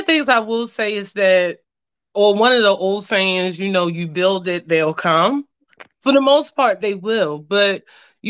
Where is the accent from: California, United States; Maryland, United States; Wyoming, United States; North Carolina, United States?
Maryland, United States; Baltimore; I'm from Baltimore, Maryland.